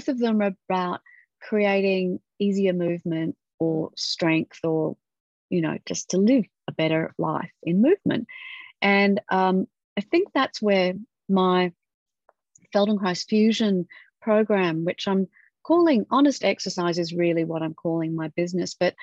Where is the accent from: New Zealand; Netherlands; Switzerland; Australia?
Australia; Western Australia; Western Australia. Yeah. Fantastic. In my home state